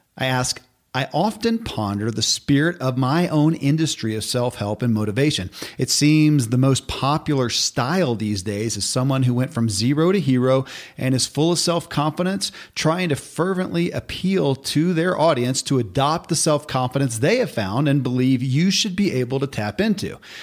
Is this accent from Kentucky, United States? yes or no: yes; Kentucky, United States; born or raised there